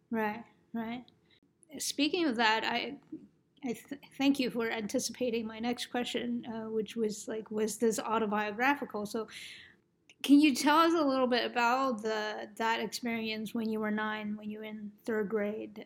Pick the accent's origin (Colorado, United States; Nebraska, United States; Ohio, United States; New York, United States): New York, United States; moved away; I'm from New York